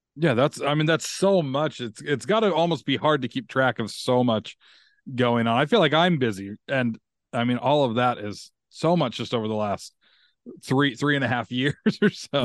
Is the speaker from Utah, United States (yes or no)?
yes; Utah, United States; me growing up in Utah